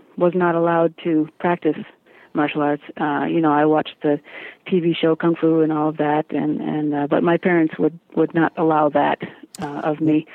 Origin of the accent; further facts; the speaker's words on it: Chicago, Illinois, United States; I grew up in the Chicago area um, in the 70s